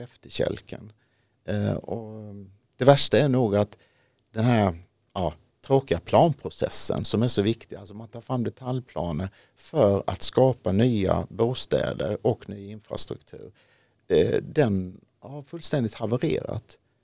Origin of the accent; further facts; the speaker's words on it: Ronneby, Blekinge, Sweden; now in Haninge, Sweden; där nere i Ronneby, där jag kommer ifrån